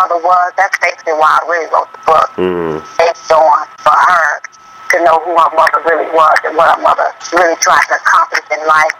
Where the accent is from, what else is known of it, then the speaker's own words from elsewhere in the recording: Houston, Texas, United States; moved away; also born or lived in Los Angeles; I'm originally from Houston, Texas